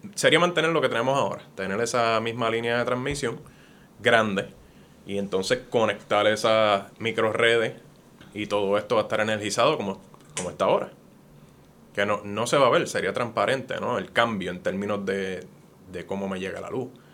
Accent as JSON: {"language": "Spanish", "country": "Puerto Rico", "moved": "as an adult", "lives_now": "United States", "said": "Yo sigo siendo puertorriqueño"}